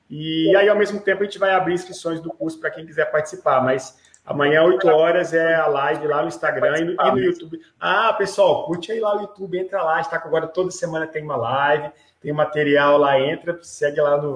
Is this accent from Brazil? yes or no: yes; Minas Gerais, Brazil; now in Brasília, Brazil; Eu nem sou brasileiro, sabe? Eu sou mineiro, mas eu escolhi morar em Brasília, então eu defendo até acabar.